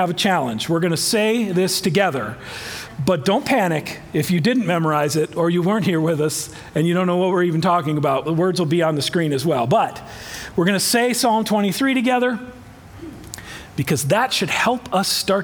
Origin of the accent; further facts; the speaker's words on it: Iowa, United States; I am from Iowa, but full disclosure, I didn't grow up on a farm